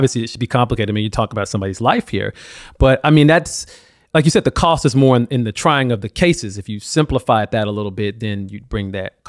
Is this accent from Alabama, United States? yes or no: yes; Alabama, United States; especially in my home state of Alabama